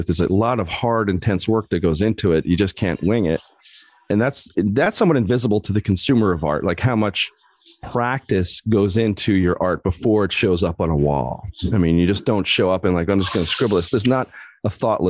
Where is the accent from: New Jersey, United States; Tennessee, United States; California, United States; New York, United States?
New Jersey, United States; Old Bridge; You know, I grew up in Old Bridge, New Jersey, which is like the heavy metal capital of New Jersey in the 80s.